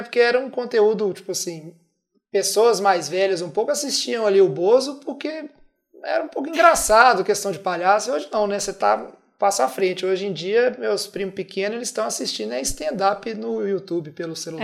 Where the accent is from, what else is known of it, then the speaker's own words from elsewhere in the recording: Minas Gerais, Brazil; somos mineiros e aqui se escreve dessa